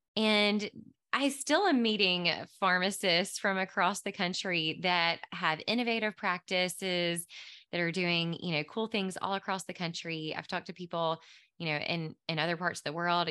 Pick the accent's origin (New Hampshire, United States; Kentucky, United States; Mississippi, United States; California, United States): Mississippi, United States; Mississippi Delta, United States; moved away as an adult; now in Nashville, United States; I grew up in the Mississippi Delta.